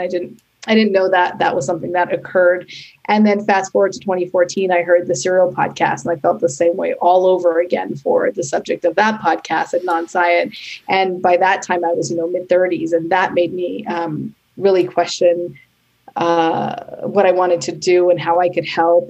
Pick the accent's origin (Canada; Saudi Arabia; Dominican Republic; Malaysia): Canada; now in New York City, United States; I am Canadian and I now live in New York City with my husband and son